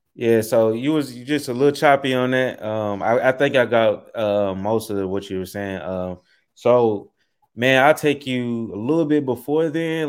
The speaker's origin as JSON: {"language": "English", "town": "Memphis", "region": "Tennessee", "country": "United States", "tie": "born or raised there", "also_born_or_lived": "Southaven, Mississippi", "said": "I grew up in uh, Southeast Memphis, uh, right off of Shelby Drive, Tullahoma Road"}